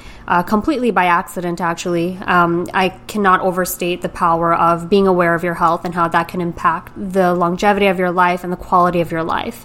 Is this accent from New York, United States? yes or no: yes; New York City, New York, United States; moved away as an adult; now in Greenwich, United States; I am a born and raised New Yorker.